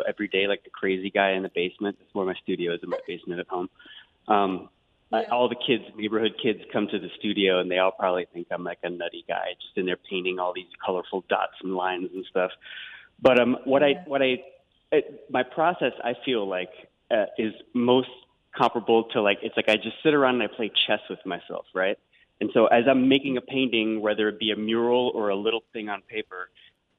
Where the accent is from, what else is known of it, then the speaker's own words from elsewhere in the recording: New York City, New York, United States; I grew up in Queens in New York